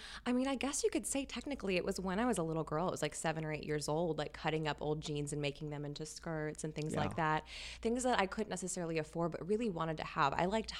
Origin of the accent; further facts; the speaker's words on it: Louisiana, United States; moved away; also born or lived in Texas / New York; Louisiana and Texas. I moved around a lot. Gotcha. But yes, I grew up in Louisiana.